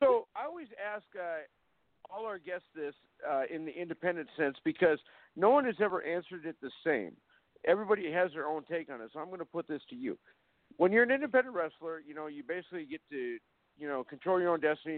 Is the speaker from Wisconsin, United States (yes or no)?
no; Fargo, North Dakota, United States; at the Fargo Dome here in my hometown